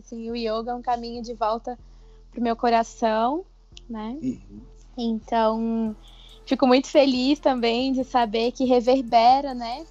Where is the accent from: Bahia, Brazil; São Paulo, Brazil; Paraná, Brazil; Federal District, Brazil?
Federal District, Brazil; Brasília; Sou daqui de Brasília.